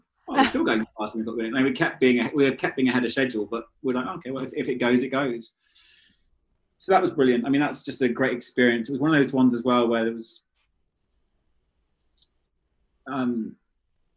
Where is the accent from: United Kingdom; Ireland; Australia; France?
United Kingdom; London; moved away; I grew up in London and I was a London city boy.